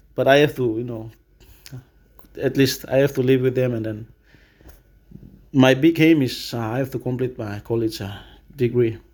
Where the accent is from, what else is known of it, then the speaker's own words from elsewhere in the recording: Mount Hagen, Western Highlands, Papua New Guinea; also born or lived in Simbu; I was born in Western Highlands, raised as a Western Highlander.